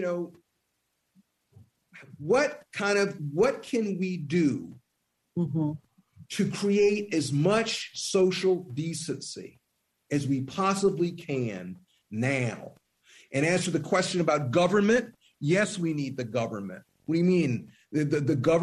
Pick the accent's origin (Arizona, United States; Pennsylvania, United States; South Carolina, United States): South Carolina, United States; Columbia; I'm from Columbia, South Carolina